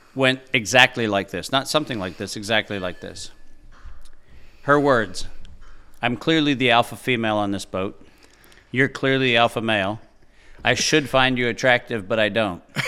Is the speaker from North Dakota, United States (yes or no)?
yes; Fargo, North Dakota, United States; I was born in Fargo, North Dakota in April of nineteen sixty-seven